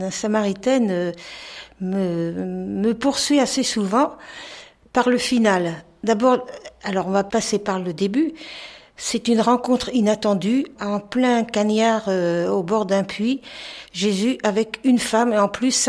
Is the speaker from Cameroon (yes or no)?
yes; Cameroon; euh, je viens du Cameroun.